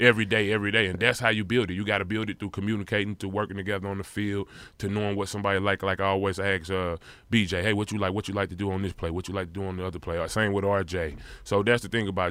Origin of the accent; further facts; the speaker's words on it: St. Louis, Missouri, United States; it just made me tough as a kid growing up in Saint Louis, Missouri